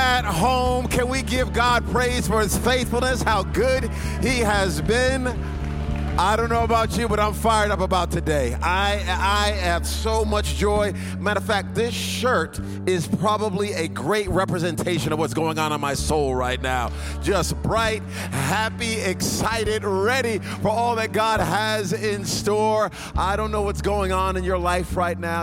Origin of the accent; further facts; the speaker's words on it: Providence, Rhode Island, United States; now in Dallas, United States; I'm originally from Providence, Rhode Island